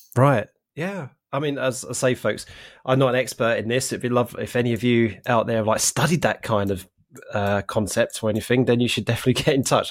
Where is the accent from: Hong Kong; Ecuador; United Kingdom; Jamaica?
United Kingdom; London; moved away as an adult; now in Norwich, United Kingdom; I'm originally from North London, uh, Essex area